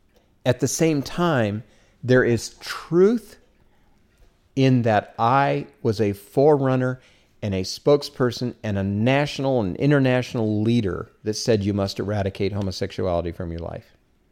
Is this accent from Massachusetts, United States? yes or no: no; Omaha, Nebraska, United States; I was raised in Omaha, Nebraska. It was 1959.